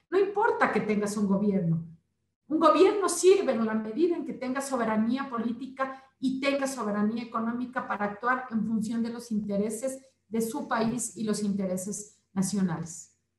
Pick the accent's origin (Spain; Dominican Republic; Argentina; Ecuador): Ecuador; primero está mi pueblo